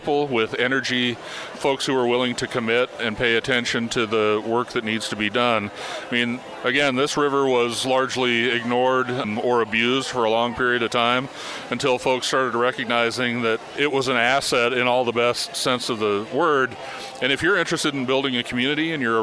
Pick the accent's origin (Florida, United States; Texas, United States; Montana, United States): Montana, United States; Missoula; I was born in Missoula, Montana in 1964.